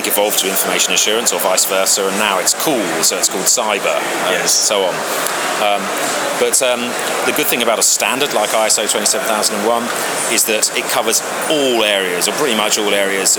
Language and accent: English; Hayling Island, South East England, United Kingdom; moved away as an adult; also born or lived in Oxford; we grew up on the South Coast, and on a place called Hayling Island, actually, which is an island